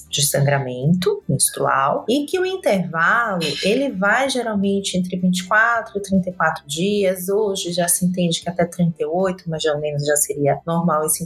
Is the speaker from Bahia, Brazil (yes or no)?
yes; Salvador, Bahia, Brazil; now in São Paulo, Brazil; Eu sou de Salvador, mas eu já vim aqui para São Paulo também, tem 15 anos que eu tô aqui e é isso.